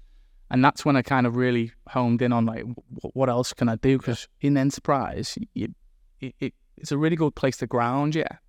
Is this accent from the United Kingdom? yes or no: yes; Liverpool, North West England, United Kingdom; also born or lived in Chester; But I was born in Chester. I was brought up in Liverpool.